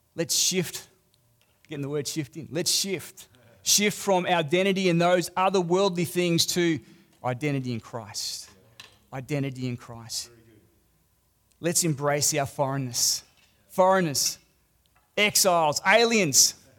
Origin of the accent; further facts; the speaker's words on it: Australia; accent: Australian; I'm a foreigner. I'm Australian.